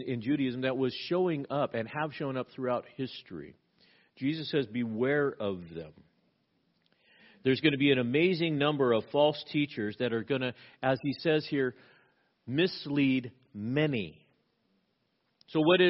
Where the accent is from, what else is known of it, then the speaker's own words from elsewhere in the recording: Southern California, United States; now in Pacific Northwest, United States; I grew up in Southern California. We had earthquakes all the time